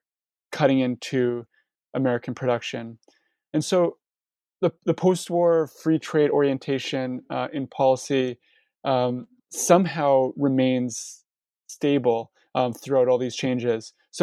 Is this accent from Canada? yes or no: yes; Canada; As you already know, I'm Canadian, And so, you know, NAFTA, and I'm also, and I was born in 89. So I'm almost like a child of NAFTA, if you will.